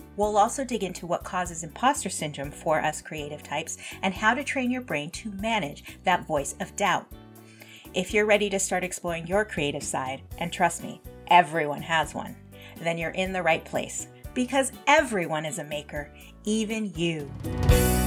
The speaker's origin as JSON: {"language": "English", "town": "Los Angeles", "region": "California", "country": "United States", "tie": "born or raised there", "said": "We grew up in a tiny little suburb in Los Angeles"}